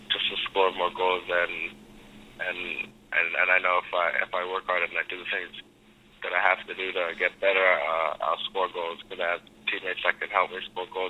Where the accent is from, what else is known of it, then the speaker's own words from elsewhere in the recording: Canada; I'm from, I'm from Canada